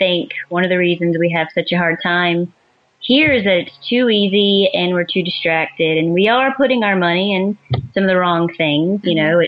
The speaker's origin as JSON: {"language": "English", "region": "Deep South", "country": "United States", "tie": "born or raised there", "said": "I grew up in the Deep South, the Bible Belt, where everyone wears the name tag of Christian."}